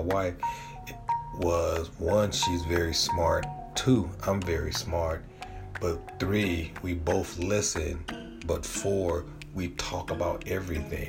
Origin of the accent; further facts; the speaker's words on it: San Diego, California, United States; I'm from San Diego, California